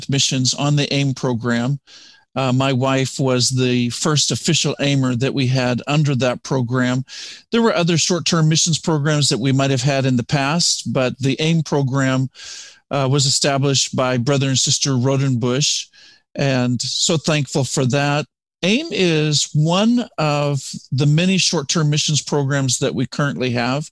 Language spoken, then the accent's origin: English; Canada; moved away as an adult; also born or lived in Nigeria / Ghana; now in United States; I come from Canada